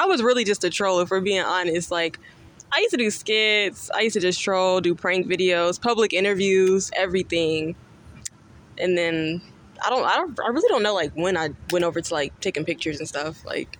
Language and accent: English; Charlotte, North Carolina, United States; born or raised there